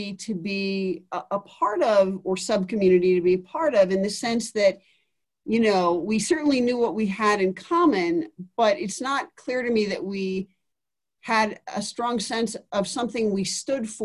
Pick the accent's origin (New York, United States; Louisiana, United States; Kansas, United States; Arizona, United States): New York, United States; New York City; moved away as an adult; also born or lived in Oberlin, Ohio / Boston / Colorado Springs; I grew up in New York City and was there until I went to college at age 18